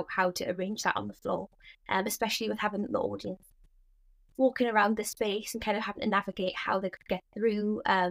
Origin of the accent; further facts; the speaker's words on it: Newcastle upon Tyne, North East England, United Kingdom; I'm from Newcastle, have always lived in Newcastle